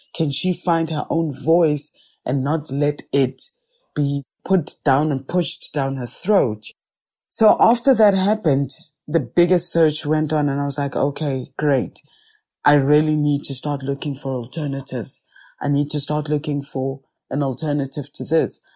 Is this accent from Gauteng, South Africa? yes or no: yes; Soweto, Gauteng, South Africa; I am a Sowetan, born and bred in Soweto, was born in Baragwanath Hospital, grew up in Soweto, and have lived here all my life